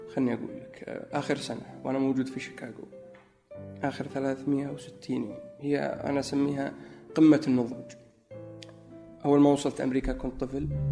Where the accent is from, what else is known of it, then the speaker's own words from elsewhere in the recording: Najran, Najran Province, Saudi Arabia; moved away as an adult; also born or lived in Egypt / New York / Chicago; now in Riyadh, Saudi Arabia; في نجران اكيد لانها موطني و يعني المكان اللي ترعرعت فيه منذ الطفوله.